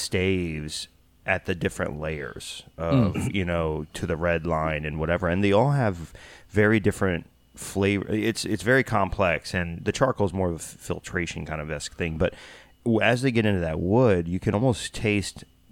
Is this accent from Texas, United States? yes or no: yes; Texas, United States; I'm from Texas